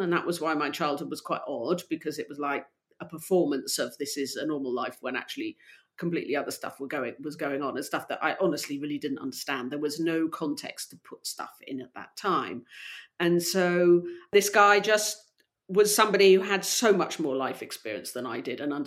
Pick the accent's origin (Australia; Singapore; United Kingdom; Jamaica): United Kingdom; Gloucestershire, South West England; moved away; also born or lived in London / Poland; I was brought up in Gloucestershire, and I love Gloucestershire